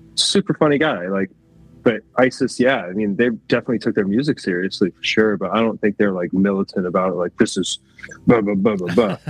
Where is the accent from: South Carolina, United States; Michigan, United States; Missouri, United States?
Michigan, United States; Grand Rapids; where we grew up in Grand Rapids